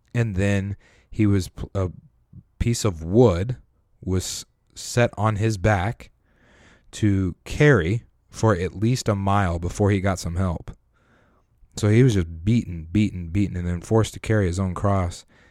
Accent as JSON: {"language": "English", "region": "Colorado", "country": "United States", "tie": "born or raised there", "said": "I'm from Colorado, grew up in Colorado"}